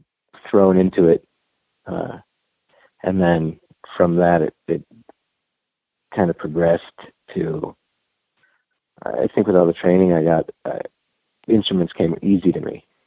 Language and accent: English; New York, United States; New York.